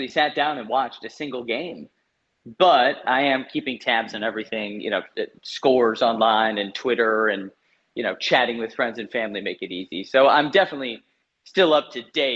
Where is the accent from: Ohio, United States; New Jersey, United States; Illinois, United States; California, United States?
Illinois, United States; Chicago; moved away as an adult; now in Australia; as an American